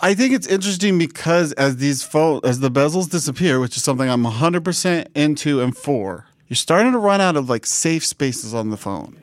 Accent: Washington, United States; we had great internet in my hometown in Washington and State

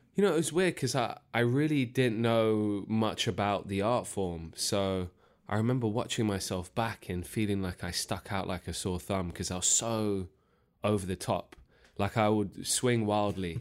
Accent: London, United Kingdom; I was born and raised in Northwest London, Harrow

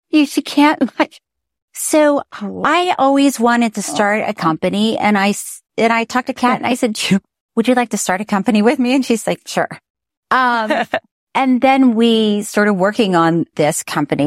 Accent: Florida, United States; I'm from Florida

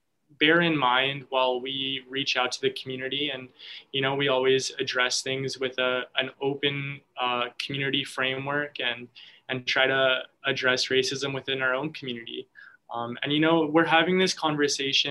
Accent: Canada; I'm obviously a Filipino Canadian. So my mom is a Filipino, Filipina, I should say. And so I was raised, in a very white neighborhood for most of my life

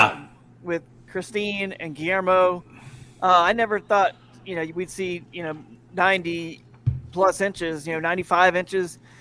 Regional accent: Atlanta, Georgia, United States; moved away as an adult; also born or lived in Fort Worth, Texas / Charlotte, North Carolina; I grew up in the Atlanta area, so I used to be a Falcons fan

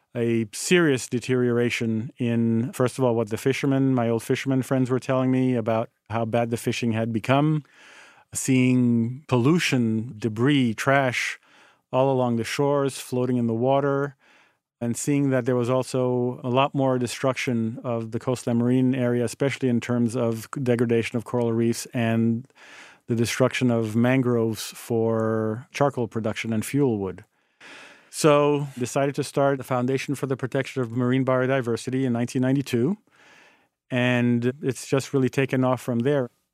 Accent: Haiti; moved away as an adult; also born or lived in United States; born and growing up in Haiti

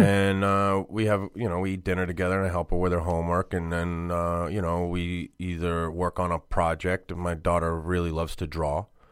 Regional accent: Boston, Massachusetts, United States; I grew up in Boston.

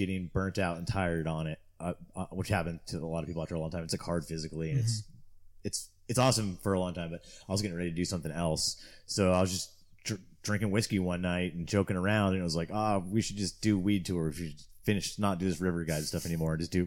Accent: Torrance, California, United States; moved away as an adult; also born or lived in Quincy, California / Humboldt, California; I grew up in Southern California in Torrance, which is just south of the airport in LA kind of.

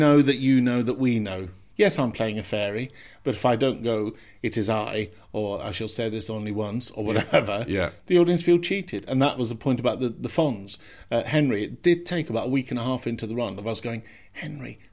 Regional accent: Scotland, United Kingdom; When I was growing up in Scotland, I can remember the big Pantos in Glasgow at the King's and the Pavilion going on till Easter.

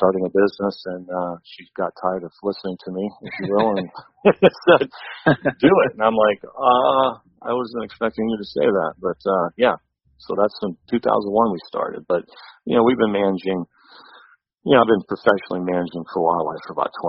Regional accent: Ashtabula County, Northeast Ohio, United States; Northeast Ohio. I grew up in Ashtabula County

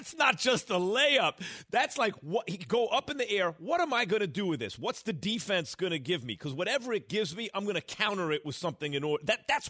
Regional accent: New York, United States; also born or lived in Las Vegas; I grew up in New York, right?

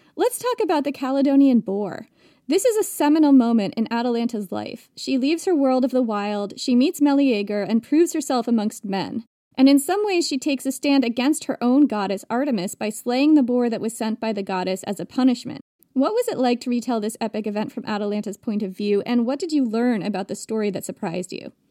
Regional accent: Vermont, United States; I grew up hiking in Vermont

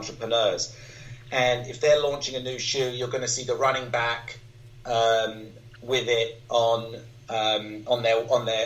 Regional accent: London, United Kingdom; growing up in London or in the London area as a kid

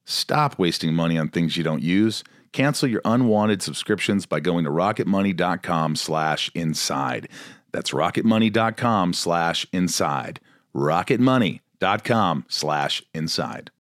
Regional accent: Long Island, New York, United States; I was born Long Island.

